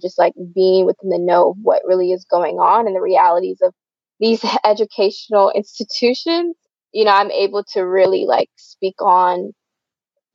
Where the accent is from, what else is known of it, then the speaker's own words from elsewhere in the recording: south of Atlanta, Georgia, United States; I grew up about, I'd say, I always say I'm from Atlanta, Georgia, because a lot of people, when you say somewhere else, they're like, what, where are you from? So I'm about 30 minutes on the south side out from the city of Atlanta